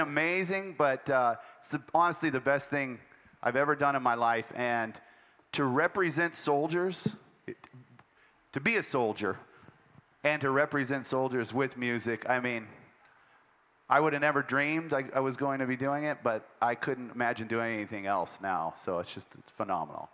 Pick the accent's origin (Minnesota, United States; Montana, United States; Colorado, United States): Montana, United States; moved away; I'm from Montana